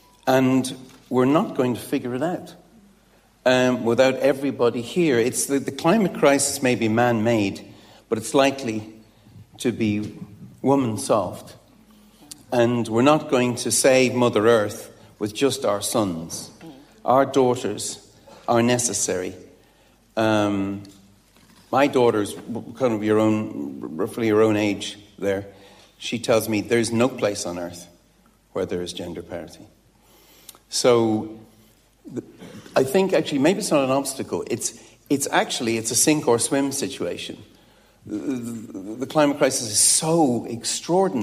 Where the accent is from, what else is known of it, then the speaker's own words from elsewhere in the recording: Dublin, Leinster, Ireland; in a comprehensive on the north side of Dublin